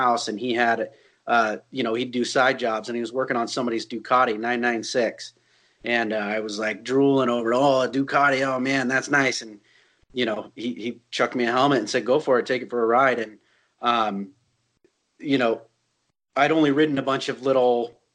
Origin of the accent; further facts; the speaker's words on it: Northern California, United States; also born or lived in Sonoma / Bay Area; I grew up in Northern California. I was born in Sonoma and the Bay Area